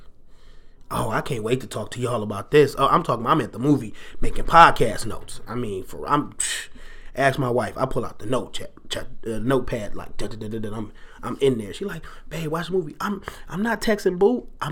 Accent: Detroit, Michigan, United States; I am a Detroiter. I was born in Detroit. I've lived in Detroit.

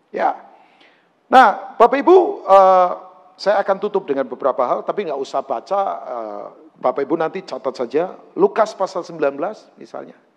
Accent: Tangerang, Banten, Indonesia; Jarang ngitung, karena saya orang Tangerang sih.

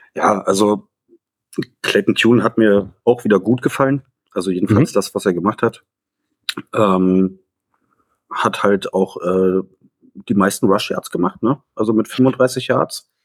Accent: Berlin, Germany; ich komme aus Berlin

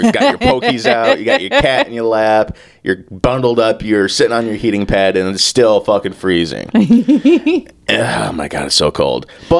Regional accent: Kentucky, United States; He hails from Kentucky, my hometown.

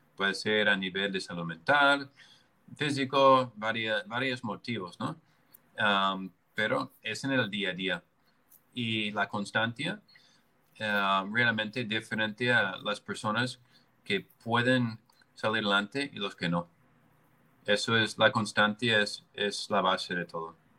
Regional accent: United States; moved away; Yo, yo soy americano

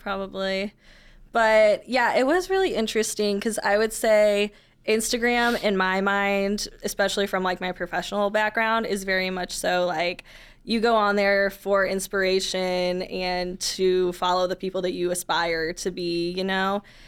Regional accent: St. Louis, Missouri, United States; also born or lived in Columbia, Missouri; I grew up in the county and then went to school not too far away and then came back after college

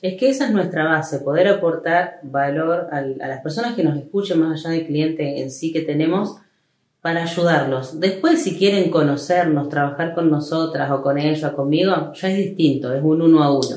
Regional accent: Rosario, Santa Fe, Argentina; moved away as an adult; now in El Trébol, Argentina; Yo nací en Trébol, pero hice toda mi vida en Rosario

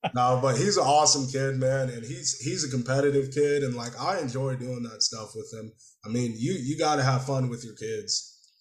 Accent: Killeen, Texas, United States; I'm from Killeen. Like Killeen can be a little nitty gritty sometimes

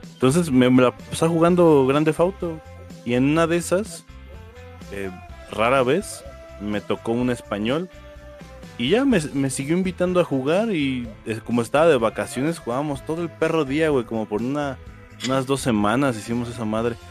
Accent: Mexico; yo soy de México

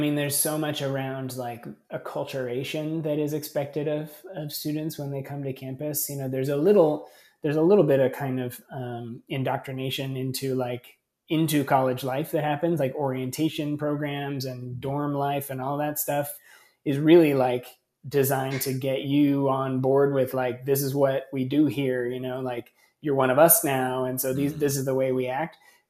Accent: California, United States; And I was this lunatic from California who had all these weird progressive ideas about education.

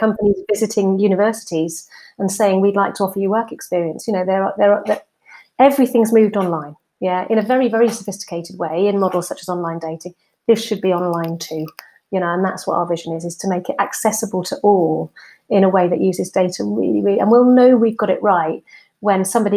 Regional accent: Swansea, Wales, United Kingdom; moved away as an adult; also born or lived in Plymouth; I'm actually from South Wales, from Swansea, and I went to university in Plymouth

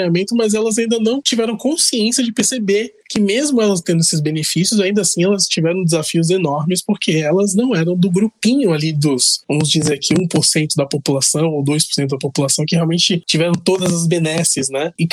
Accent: São Paulo, Brazil; nós somos do Brasil, que é um país, entre aspas, rico, apesar das desigualdades, mas nós estamos no estado mais rico da federação.

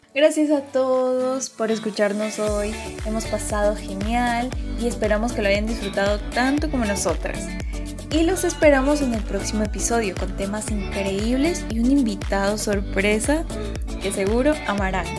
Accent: Quito, Pichincha, Ecuador; moved away; soy de Quito, no conocía a nadie de personas

